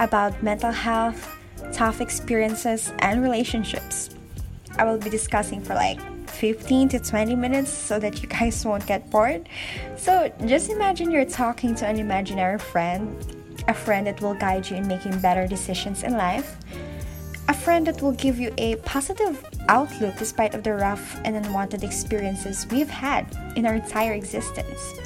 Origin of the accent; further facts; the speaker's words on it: Philippines; from the Philippines